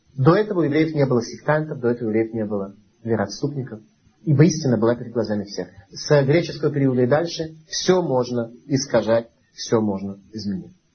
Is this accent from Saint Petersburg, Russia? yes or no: yes; Saint Petersburg, Russia; мы с вами родились в Ленинграде, это болото, ну, настоящий болото